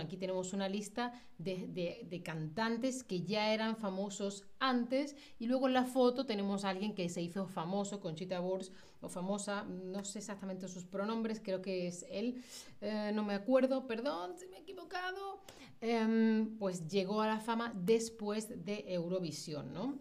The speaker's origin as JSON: {"language": "Spanish", "country": "Spain", "first_language": "Spanish", "said": "yo soy de España"}